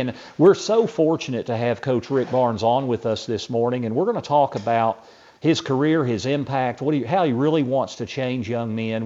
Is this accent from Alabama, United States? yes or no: no; Knoxville, Tennessee, United States; I grew up here in Knoxville